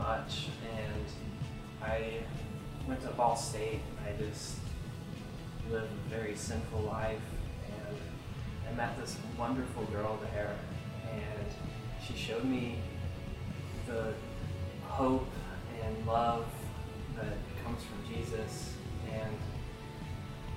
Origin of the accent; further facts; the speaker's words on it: West Lafayette, Indiana, United States; I was born in West Lafayette in 1990